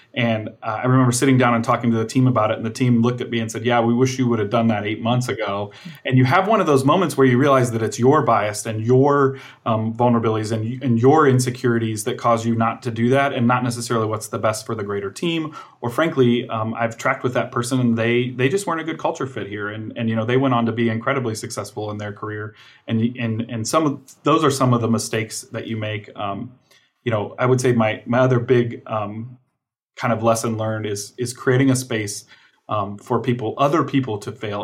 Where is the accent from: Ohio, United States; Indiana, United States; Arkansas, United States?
Indiana, United States; Fort Wayne; moved away as an adult; also born or lived in California; was born and raised in Fort Wayne, Indiana